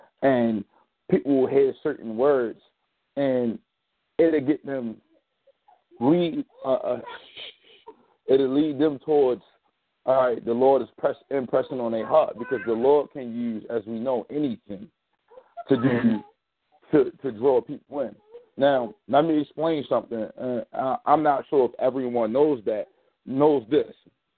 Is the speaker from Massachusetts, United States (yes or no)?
no; Maryland, United States; I'm also from Maryland, so how you doing, Miss Rose?